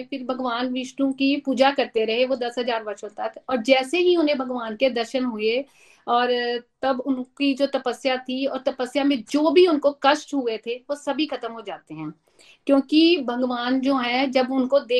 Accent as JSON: {"language": "Hindi", "town": "Dehradun", "region": "Uttarakhand", "country": "India", "said": "और मैं देहरादून से हूँ"}